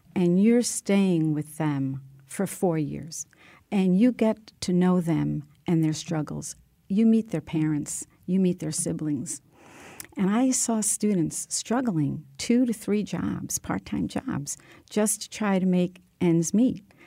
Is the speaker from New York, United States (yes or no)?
yes; New York City, New York, United States; moved away as an adult; also born or lived in Honduras; now in Southbury, United States; we traveled to the Bronx, where my family lived with my grandparents, and I grew up there and in Queens.